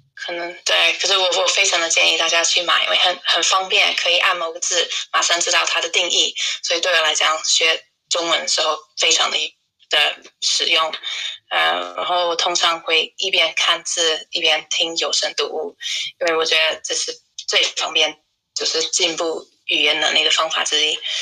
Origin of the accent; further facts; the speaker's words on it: United Kingdom; Chinese is a second language; also born or lived in Shanghai, China / Tainan, Taiwan / Leeds; 我来自英国，现在我在布莱顿，呃，因为英国都在封城